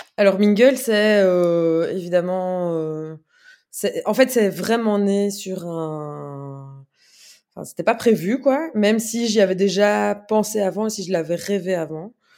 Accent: Brussels, Brussels-Capital Region, Belgium; je suis bruxelloise

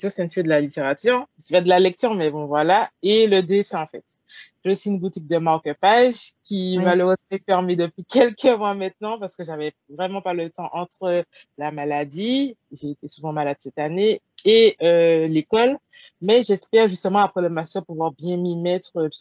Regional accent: Martinique; Je suis martiniquaise, j'ai 25 ans.

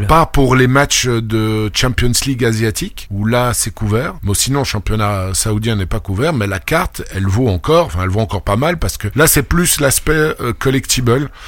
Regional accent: France; je suis pas français, je suis né en France, mais je suis pas français

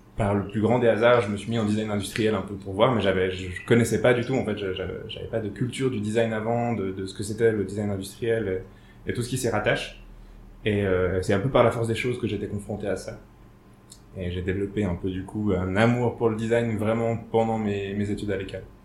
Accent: Switzerland; j'ai grandi ici à Tiran

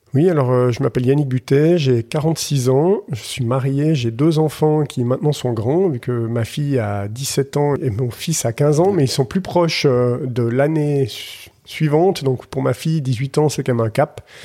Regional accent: Collombey, Valais, Switzerland; also born or lived in Muraz, Valais; j'ai grandi à Colombay avant de déménager à Murat à l'adolescence

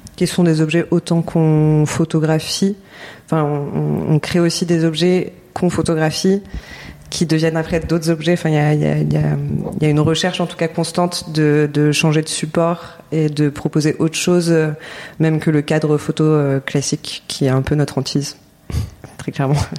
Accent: Paris, Île-de-France, France; moved away as an adult; also born or lived in Lyon; now in Marseille, France; J'ai grandi à Paris

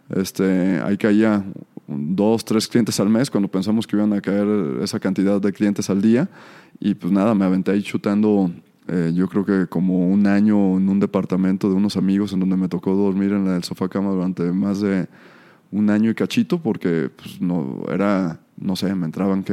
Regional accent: Tala, Jalisco, Mexico; moved away as an adult; nací en Tala, me vine a estudiar la universidad por acá

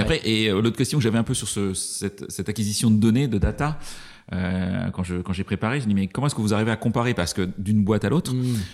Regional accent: Brittany, France; je suis breton

